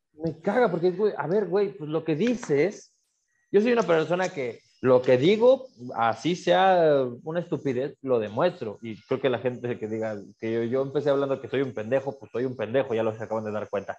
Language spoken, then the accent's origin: Spanish; Aguascalientes, Mexico; yo soy de Aguascalientes, yo vivo en Aguascalientes